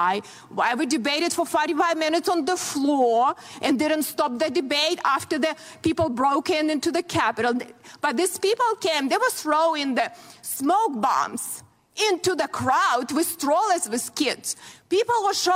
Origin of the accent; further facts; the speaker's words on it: Ukraine; moved away as an adult; now in United States; I grew up in very similar country, Ukraine now